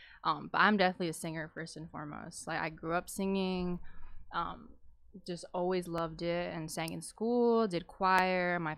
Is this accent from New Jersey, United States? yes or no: yes; Manalapan, New Jersey, United States; I'm like same boat, like Central Jersey, middle of nowhere.